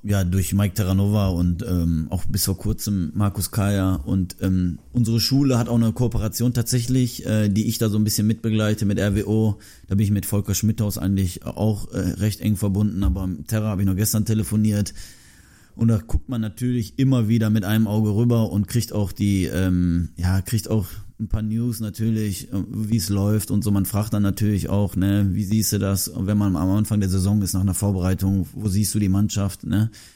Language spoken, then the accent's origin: German; Germany; Ich bin in Deutschland geboren.